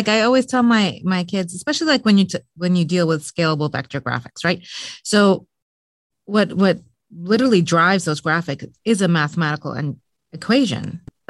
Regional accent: Lebanon; also born or lived in Middle East; I actually grew up in the Middle East. I grew up in Lebanon. I'm originally Lebanese and Muslim as well.

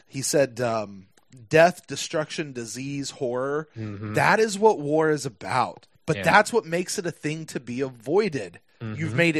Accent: United States; we're from America

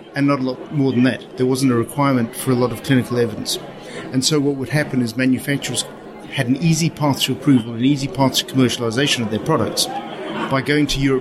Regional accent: Zimbabwe; accent: Southern African; moved away; I come from Zimbabwe.

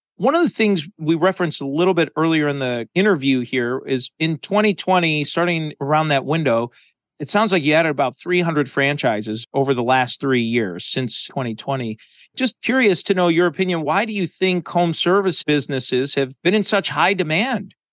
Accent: Chicago, Illinois, United States; I grew up in the Chicago area

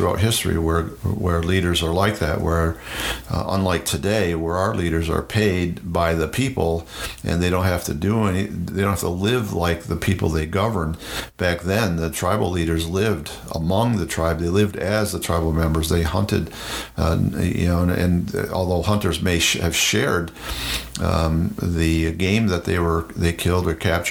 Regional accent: United States; in the Iroquois Confederacy, in my home state and with my tribe, the Mohawk language is slightly different than the Oneida language

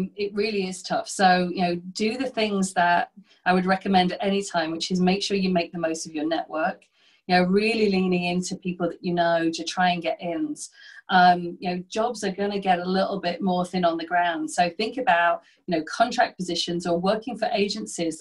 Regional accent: the north of England, United Kingdom; my hometown, which is a small, you know, industrial town in the north of England

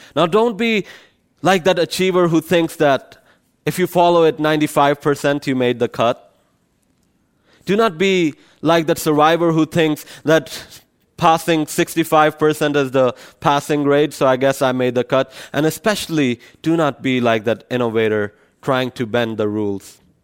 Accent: Pakistan; moved away; I come from Pakistan, so it's a Muslim country

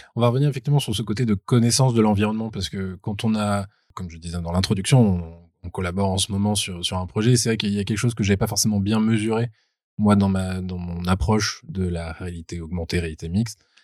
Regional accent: Bordeaux, Nouvelle-Aquitaine, France; à Bordeaux, qui est ma région natale

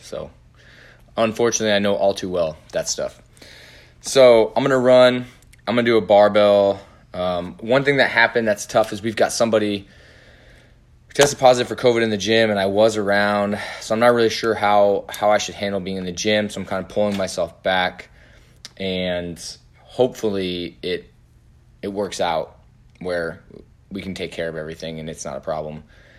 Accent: Indiana, United States; I'm from Indiana.

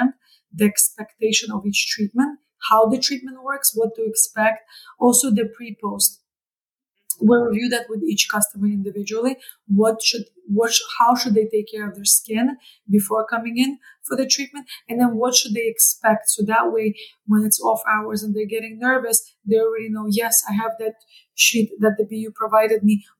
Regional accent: Canada; moved away as an adult; now in New York, United States; as a Canadian who moved to New York

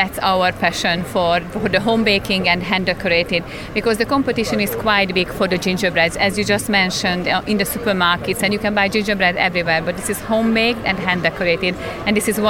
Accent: Hungary; English is a second language; now in Derbyshire, United Kingdom; I'm originally came from Hungary.

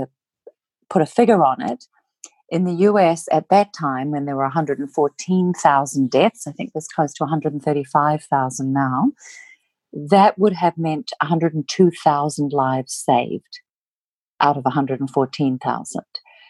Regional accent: New Zealand; moved away; I'm originally from Aotearoa, New Zealand

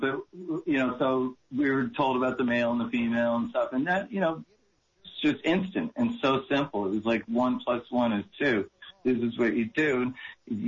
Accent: Massachusetts, United States; moved away as an adult; also born or lived in New Hampshire; now in Maui, United States; I grew up in the Northeast. And so I was in Massachusetts, at the time

